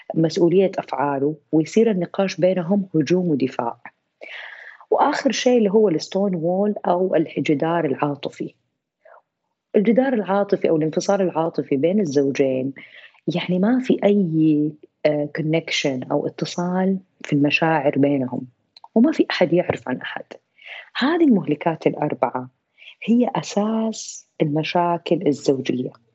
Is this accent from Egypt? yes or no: no; Saudi Arabia; عندنا في السعوديه